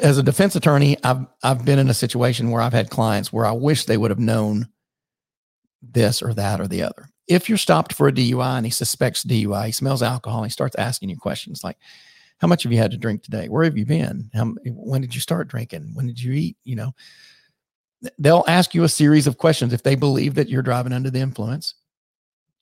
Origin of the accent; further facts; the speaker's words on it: the South, United States; I'm from the South